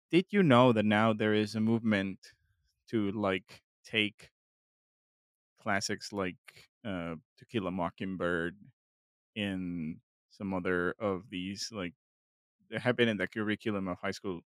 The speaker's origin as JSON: {"language": "English", "country": "Mexico", "tie": "born or raised there", "moved": "yes", "said": "growing up in Mexico"}